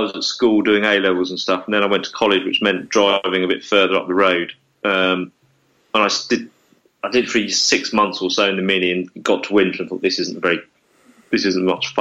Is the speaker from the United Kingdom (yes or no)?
yes; Essex, East of England, United Kingdom; I was from Essex, and I lived in Essex